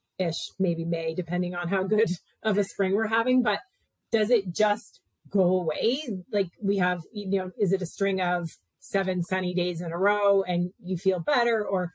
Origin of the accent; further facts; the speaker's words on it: Canada; us Canadians, we always complain about the weather and the cold and all that stuff.